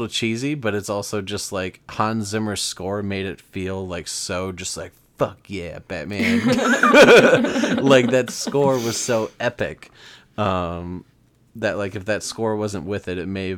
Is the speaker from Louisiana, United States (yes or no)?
no; Chicago, Illinois, United States; we're from Chicago